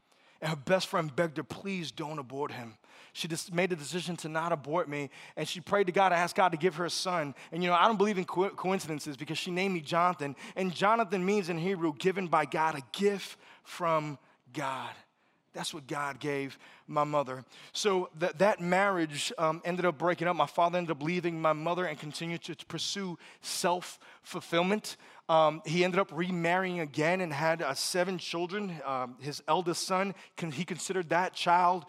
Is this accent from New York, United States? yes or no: yes; New York City, New York, United States; also born or lived in Puerto Rico; I'm originally from Brooklyn, New York. My parents are both born in Mayagüez, Puerto Rico. I'm kind of like this weird hybrid first generation because I spent half of my childhood in Puerto Rico and then the other half in Brooklyn.